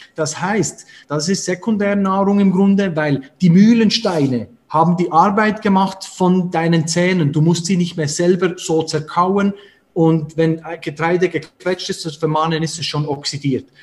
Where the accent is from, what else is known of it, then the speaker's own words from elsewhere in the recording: Switzerland; Und da sind wir damit aufgewachsen und in der Schweiz